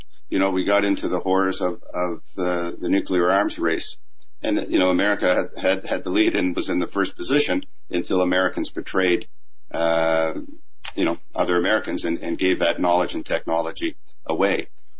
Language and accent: English; Canada; also born or lived in Germany; And I say that as a Canadian. You know, as I grew up, I grew up on military bases. And when I was very sick as a young boy on a Canadian base in Germany